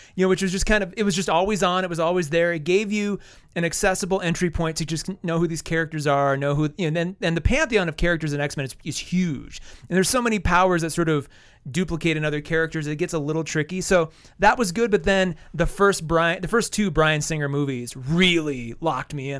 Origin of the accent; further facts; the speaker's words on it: Wall, South Dakota, United States; moved away; I'm from Wall